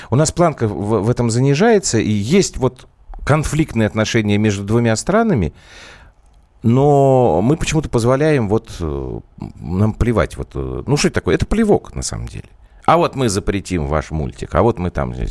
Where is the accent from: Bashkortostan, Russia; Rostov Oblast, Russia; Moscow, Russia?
Moscow, Russia; я из Москвы.